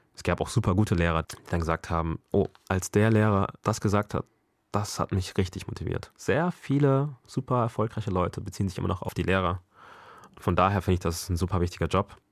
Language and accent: German; Bremen, Germany; also born or lived in Ghana / Mexico; now in Hamburg, Germany; Ich bin ja hier aufgewachsen, 20 Jahre meines Lebens. Klar bin ich deutsch